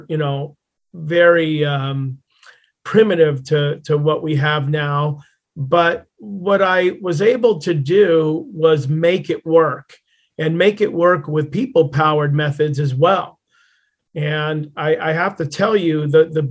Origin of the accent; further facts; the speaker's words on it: Southern California, United States; also born or lived in Westchester County, New York; Southern California raised for most of my life.